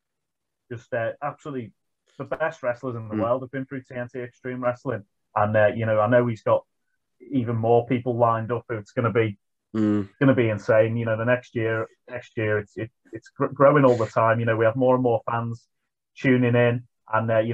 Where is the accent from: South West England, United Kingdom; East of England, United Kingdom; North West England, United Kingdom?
North West England, United Kingdom; Liverpool; I'm from Liverpool